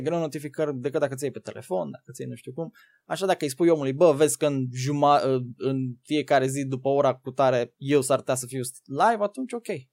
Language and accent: Romanian; Târgu Ocna, Bacău County, Romania; Eu sunt din județul Bacău, Trocna.